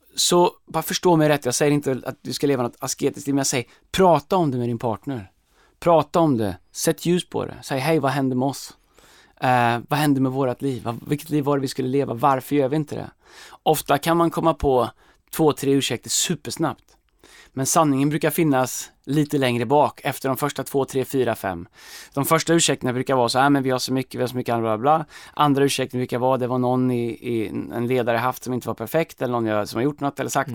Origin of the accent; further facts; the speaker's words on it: Sweden; som svenskar